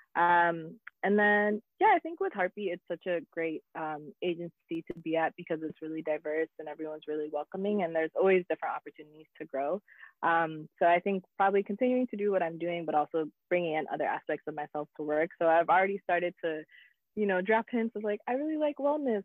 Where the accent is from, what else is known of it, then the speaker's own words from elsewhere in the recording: United States; also born or lived in South Africa; I was still American. So there was like a privilege with being American and being abroad in an African country